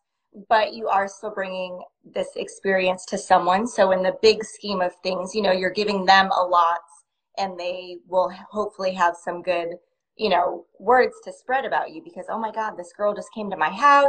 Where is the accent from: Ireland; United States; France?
United States; near Chicago, Illinois; also born or lived in Texas; I was born in Texas, but I grew up in near Chicago in Illinois.